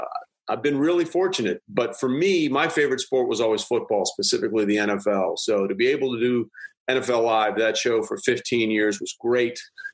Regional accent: Greenwich, Connecticut, United States; moved away as an adult; also born or lived in New York / St. Louis, Missouri; I'm from Connecticut originally. I was born in New York and grew up in a town called Greenwich right outside New York.

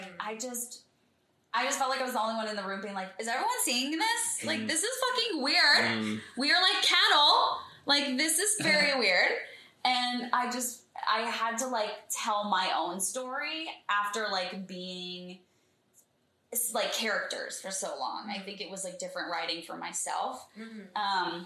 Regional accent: Texas, United States; moved away as an adult; also born or lived in Fredericksburg, Texas / Austin, Texas / Houston, Texas / New York; now in Los Angeles, United States; I was born in Fredericksburg, Texas, which is a little podunk German town in the Hill Country

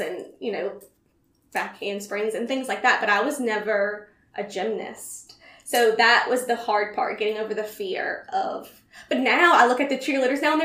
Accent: Gonzales, Louisiana, United States; also born or lived in Baton Rouge / Kenner; I grew up in Gonzales, danced in Kenner, and then eventually went to school in Baton Rouge

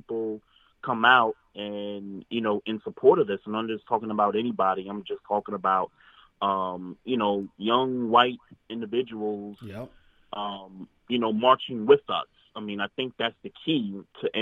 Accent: New York, United States; now in Baltimore, United States; my hometown in New York

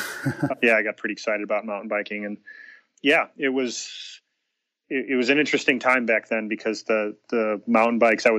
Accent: Chicago, Illinois, United States; moved away as an adult; now in Tempe, United States; I grew up in Chicago

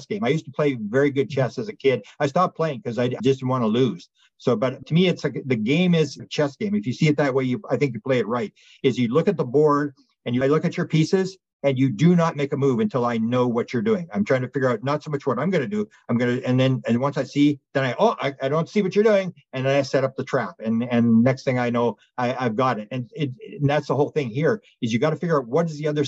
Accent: Canada; I'm a Canadian

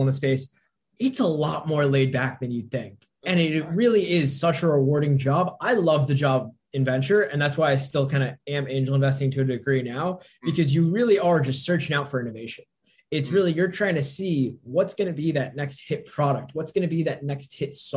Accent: northern New Jersey, United States; grew up in northern New Jersey, kind of loved it

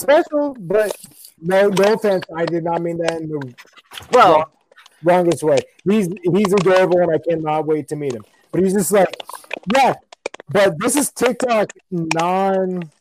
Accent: Nebraska, United States; I was raised in Nebraska

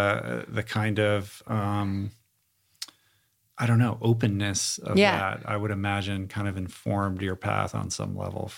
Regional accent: Seattle, Washington, United States; I grew up in Seattle

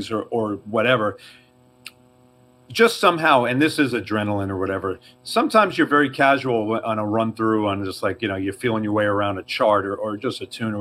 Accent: New York, United States; accent: New York; I have a bit of a New York accent

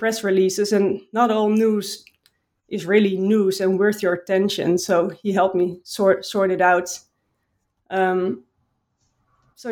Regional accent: Utrecht, Netherlands; I was joining an athletics club in my hometown in Utrecht

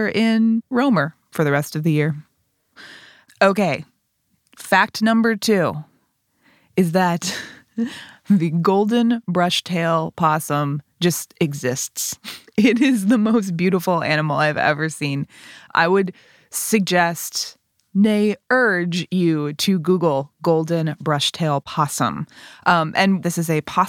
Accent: United States; I'm an American

